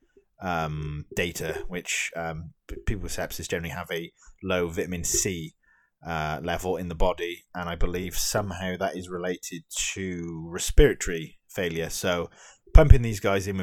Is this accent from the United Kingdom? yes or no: yes; United Kingdom; me as a Brit